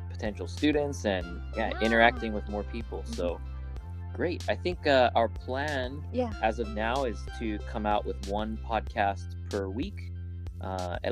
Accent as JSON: {"language": "English", "town": "Los Angeles", "region": "California", "country": "United States", "moved": "as an adult", "lives_now": "Japan", "said": "I'm from Los Angeles, California. And yeah, I came to Japan about 7 years ago"}